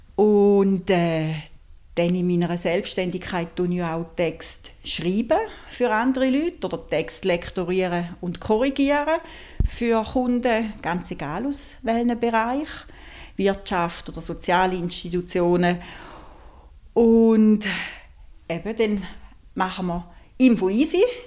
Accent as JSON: {"language": "German", "region": "St. Gallen", "country": "Switzerland", "said": "Ich komme aus St. Gallen"}